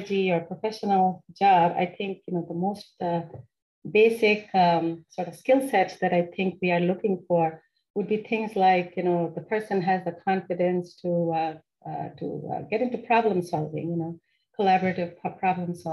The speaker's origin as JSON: {"language": "English", "town": "Kolkata", "region": "West Bengal", "country": "India", "tie": "born or raised there", "also_born_or_lived": "Maryland, United States", "moved": "as an adult", "lives_now": "United States", "said": "I grew up there in the city of Kolkata, which is one of the bigger cities in India"}